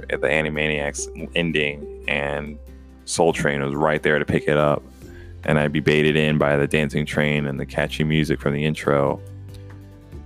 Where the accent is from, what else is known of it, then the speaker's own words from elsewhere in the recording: Atlanta, Georgia, United States; For those years I grew up in the Georgia metro Atlanta area in the 90s into the early 2000s